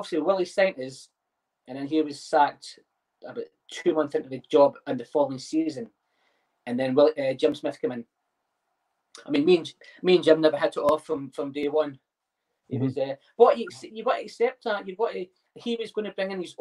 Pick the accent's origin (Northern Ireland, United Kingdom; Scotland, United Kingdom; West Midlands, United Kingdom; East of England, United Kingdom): Scotland, United Kingdom; Greenock; moved away as an adult; now in Newcastle upon Tyne, United Kingdom; My football career started in my hometown, Greenock